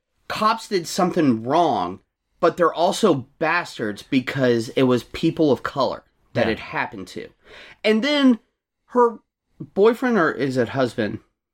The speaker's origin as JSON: {"language": "English", "town": "Chesterfield", "region": "Virginia", "country": "United States", "tie": "born or raised there", "said": "And I grew up in Chesterfield, which obviously was nicknamed Arrested Field because the cops out there are dicks for the most part."}